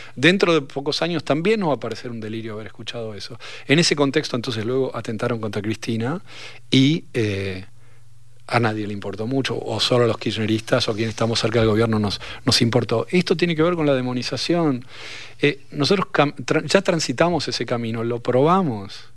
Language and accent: Spanish; Argentina; Estoy bastante cómodo siendo argentino